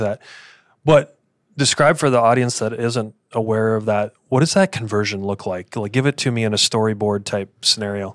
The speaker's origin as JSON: {"language": "English", "region": "Midwest", "country": "United States", "tie": "born or raised there", "moved": "yes", "lives_now": "Arizona, United States", "said": "how we were raised in the Midwest"}